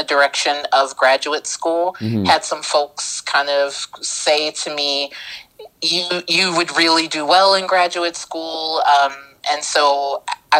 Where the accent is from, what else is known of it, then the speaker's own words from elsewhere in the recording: Cincinnati, Ohio, United States; I'm originally from Cincinnati, Ohio. And so for me, a kid who was raised in the projects